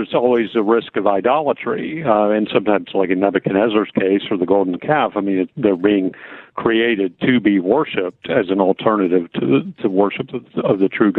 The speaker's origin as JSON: {"language": "English", "region": "South Carolina", "country": "United States", "tie": "born or raised there", "said": "I grew up in South Carolina"}